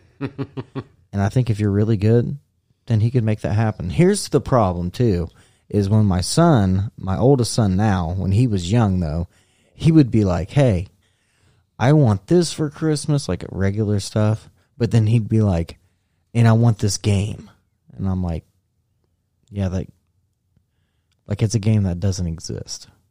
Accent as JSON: {"language": "English", "country": "United States", "said": "as American"}